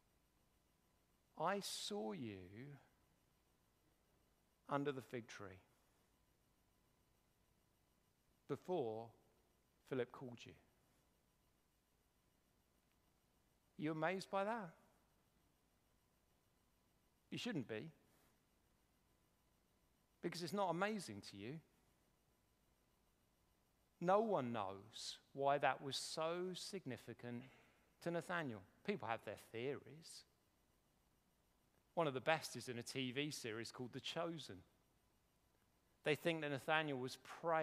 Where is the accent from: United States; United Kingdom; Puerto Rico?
United Kingdom; We're very British